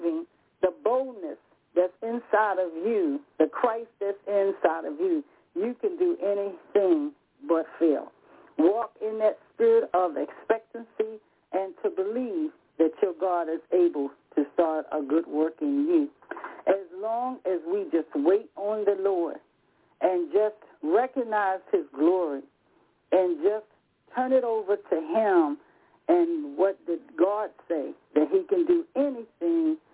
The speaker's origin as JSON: {"language": "English", "town": "Rocky Mount", "region": "North Carolina", "country": "United States", "said": "I'm from the South myself, by Rocky Mount."}